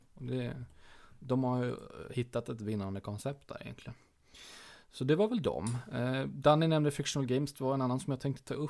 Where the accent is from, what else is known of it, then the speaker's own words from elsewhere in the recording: Småland, Sweden; jag är ju smålänning ända ner i benmärgen